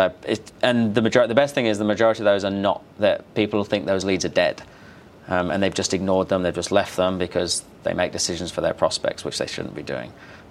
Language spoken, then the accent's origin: English; Australia; But otherwise, I'm pretty Aussie.